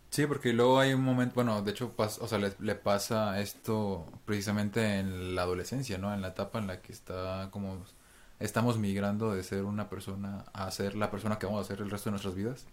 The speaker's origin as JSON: {"language": "Spanish", "country": "Mexico", "said": "nosotros como mexicanos"}